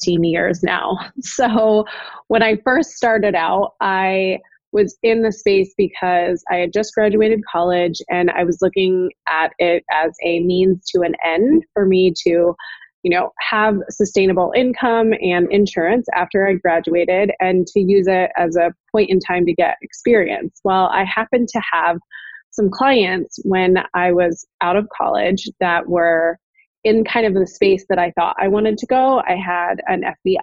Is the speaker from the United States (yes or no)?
yes; Oregon, United States; moved away as an adult; also born or lived in Chicago; I'm from Oregon originally, but came to Chicago